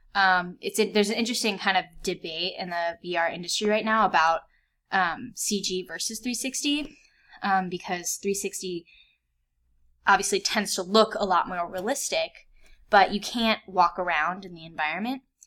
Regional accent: Vienna, Virginia, United States; also born or lived in Fairfax, Virginia; I grew up in Vienna, Virginia, which is a suburb outside of DC

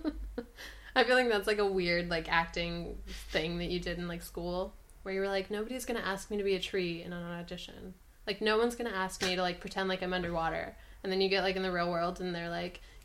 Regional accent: Colorado, United States; I'm from Colorado

